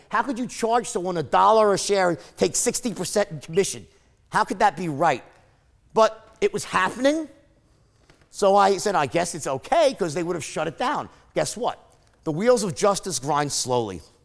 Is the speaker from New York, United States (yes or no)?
yes; New York, United States; I'm from New York and I worked on Wall Street